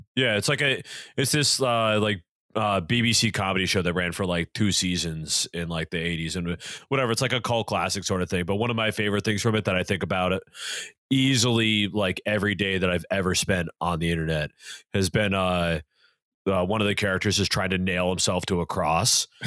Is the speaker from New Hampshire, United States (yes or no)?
no; Massachusetts, United States; my hometown was so Catholic that there were two different parishes.